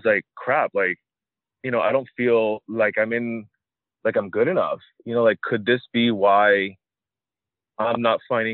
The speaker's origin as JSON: {"language": "English", "town": "Miami", "region": "Florida", "country": "United States", "tie": "born or raised there", "said": "I live in Miami. I grew up in Miami"}